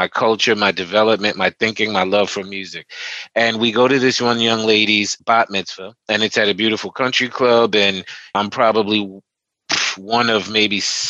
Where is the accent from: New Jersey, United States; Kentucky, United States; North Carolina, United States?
New Jersey, United States; Teaneck; I grew up in Teaneck, New Jersey, at the time a very predominantly white Jewish town